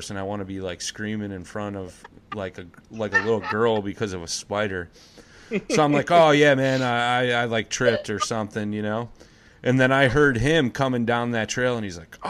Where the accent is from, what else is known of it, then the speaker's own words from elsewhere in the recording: Crystal Lake, Illinois, United States; When I was a kid, I grew up in Crystal Lake, Northern Illinois, about an hour outside of Chicago.